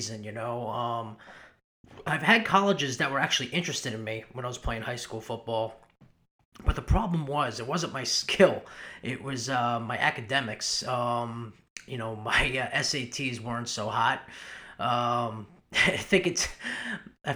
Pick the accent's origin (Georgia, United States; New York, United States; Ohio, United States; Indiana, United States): New York, United States; Long Island; moved away as an adult; also born or lived in Louisville, Kentucky; I was born in Long Island, New York. I was born and raised there